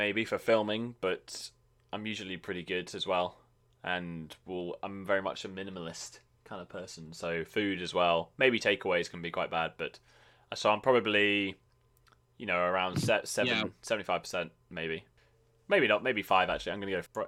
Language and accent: English; United Kingdom; I'm British.